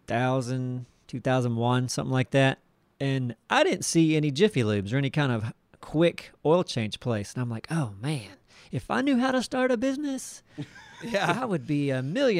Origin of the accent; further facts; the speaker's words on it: New York, United States; Because, we're from New York.